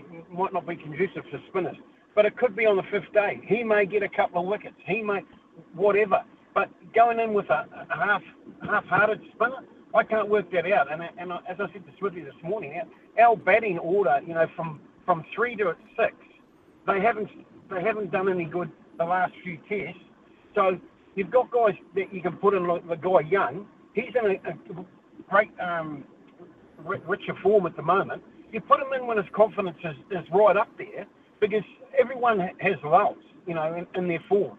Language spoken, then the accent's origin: English; New Zealand; I'm a Kiwi